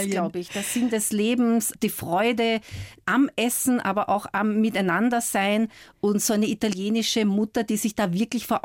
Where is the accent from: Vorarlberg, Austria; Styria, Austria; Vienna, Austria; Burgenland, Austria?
Vienna, Austria; also born or lived in Scotland; Geprägt haben mich meine Heimat Wien, meine Zeit in Schottland und meine Liebe zu Büchern.